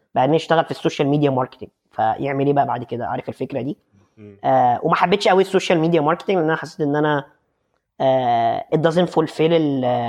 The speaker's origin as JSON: {"language": "Arabic", "country": "Egypt", "moved": "as an adult", "lives_now": "Netherlands", "said": "احنا عندنا في مصر"}